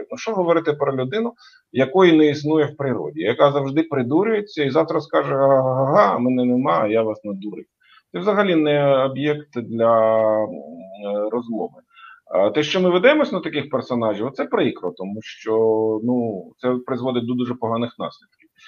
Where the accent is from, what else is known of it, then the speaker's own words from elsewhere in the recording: Ukraine; Я з України, крапка.